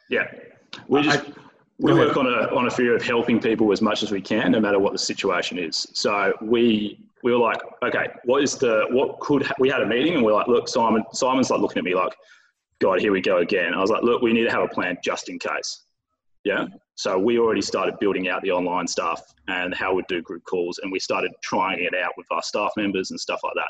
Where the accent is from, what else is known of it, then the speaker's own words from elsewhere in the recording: Bunbury, Western Australia, Australia; now in Perth, Australia; I'm from Bunbury. I'm in Perth.